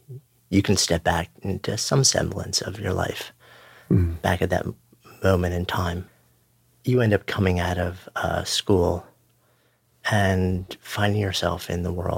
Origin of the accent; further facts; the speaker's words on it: Long Island, New York, United States; I'm a Long Island boy. I grew up in Washington.